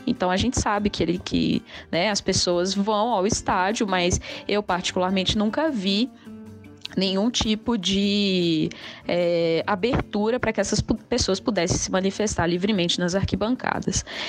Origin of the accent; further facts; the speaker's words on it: Belo Horizonte, Minas Gerais, Brazil; sou de Belo Horizonte